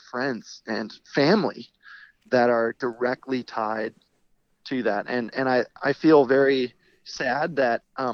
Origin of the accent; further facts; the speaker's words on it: St. Louis, Missouri, United States; we are people from St. Louis